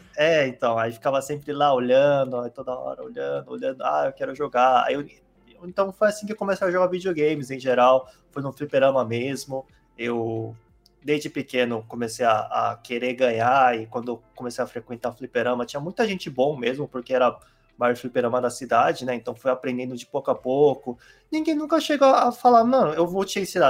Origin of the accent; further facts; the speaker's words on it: South Korea; Portuguese is a second language; now in Brazil; eu sou coreano mesmo, eu nasci lá e eu nasci num lugar que era interiorzão